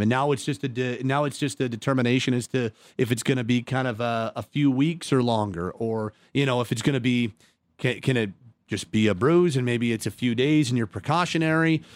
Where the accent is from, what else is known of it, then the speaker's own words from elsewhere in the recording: Calgary, Alberta, Canada; I'm born and raised in Calgary